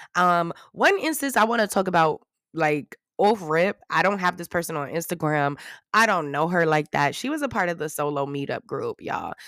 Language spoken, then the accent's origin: English; New York, United States; I'm from New York